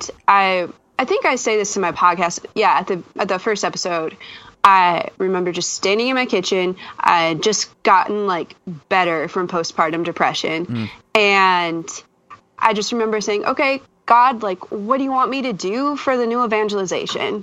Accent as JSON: {"language": "English", "region": "western North Dakota", "country": "United States", "tie": "born or raised there", "moved": "as an adult", "lives_now": "St. Paul, Minnesota, United States", "said": "I grew up on the western side of North Dakota"}